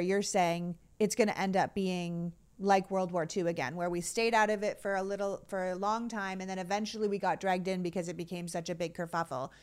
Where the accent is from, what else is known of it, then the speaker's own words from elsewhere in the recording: Canada; now in United States; I immigrated from Canada